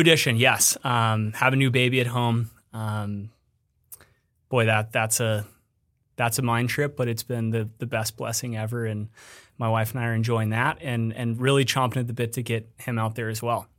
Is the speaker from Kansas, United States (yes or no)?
no; Colorado, United States; moved away as an adult; also born or lived in Bozeman, Montana / Ohio; I grew up in Colorado